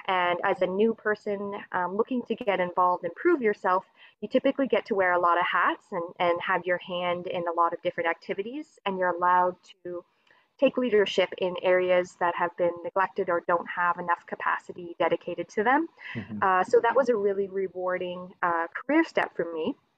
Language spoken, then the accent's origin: English; Dartmouth, Nova Scotia, Canada; I'm from Dartmouth, Nova Scotia. So, I'm on the east coast of Canada.